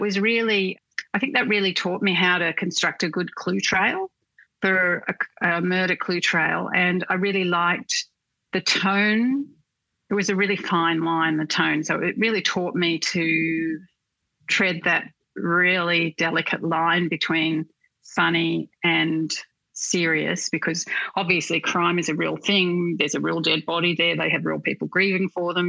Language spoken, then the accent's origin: English; Newcastle, New South Wales, Australia; moved away as an adult; also born or lived in Sydney; I grew up in Newcastle